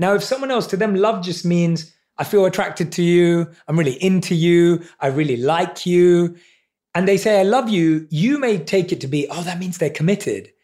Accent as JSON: {"language": "English", "region": "London", "country": "United Kingdom", "tie": "born or raised there", "said": "I was around seven or eight years old in primary school in London"}